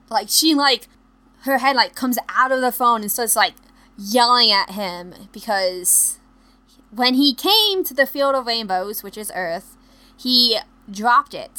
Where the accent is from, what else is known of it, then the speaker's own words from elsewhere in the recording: United States; I'm American